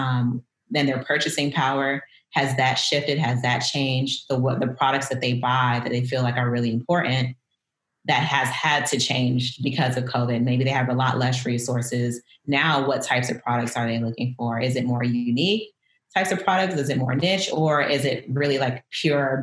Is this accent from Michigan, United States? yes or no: no; Miami, Florida, United States; moved away as an adult; also born or lived in Detroit, United States / Portland, United States; now in Brooklyn, United States; I grew up in South Florida